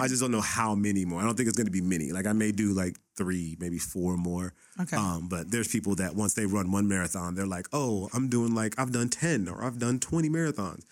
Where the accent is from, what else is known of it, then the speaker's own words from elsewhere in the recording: Los Angeles, California, United States; I grew up in the Boys and Girls Club me in Pacoima